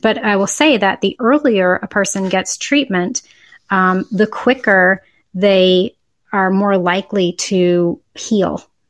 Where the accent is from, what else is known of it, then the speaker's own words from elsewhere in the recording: Boston, Massachusetts, United States; also born or lived in Syracuse / Chapel Hill; now in Austin, United States; I grew up in Boston